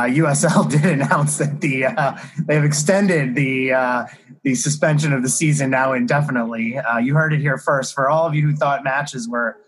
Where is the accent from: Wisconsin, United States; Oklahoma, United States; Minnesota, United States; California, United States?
Wisconsin, United States; I'm from Wisconsin, so.